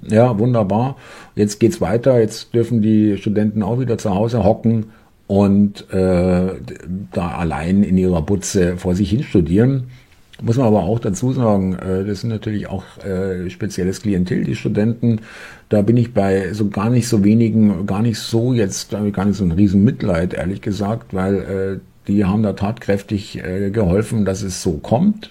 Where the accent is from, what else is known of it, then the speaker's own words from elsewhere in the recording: Munich, Bavaria, Germany; ich bin selber Münchner